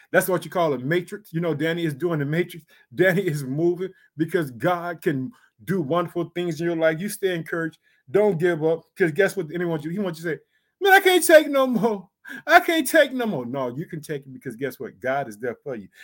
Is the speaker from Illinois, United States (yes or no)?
yes; Illinois, United States; also born or lived in Chicago; The state of Illinois, which is my home state, I reside in the city of Chicago